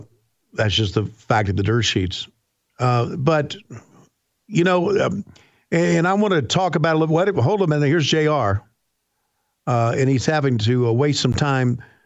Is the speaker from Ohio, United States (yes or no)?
no; Warner Robins, Georgia, United States; I'm from Warner Robins, Georgia. We're smarter in Warner Robins, Georgia than we are in Woodstock, Georgia.